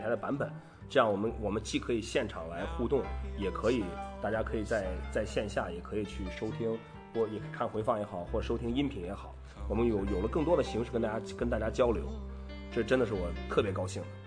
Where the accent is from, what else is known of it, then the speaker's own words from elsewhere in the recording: Qingdao, Shandong, China; 其实我们还真是一个地方的人，对。我和管木都是青岛的